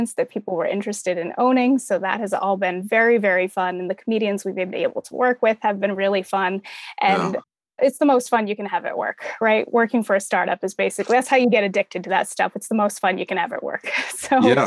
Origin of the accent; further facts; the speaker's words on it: Massachusetts, United States; moved away as an adult; also born or lived in Salem, Massachusetts / Atlanta, Georgia; now in Boston area, United States; I grew up in foster care in the Massachusetts foster care system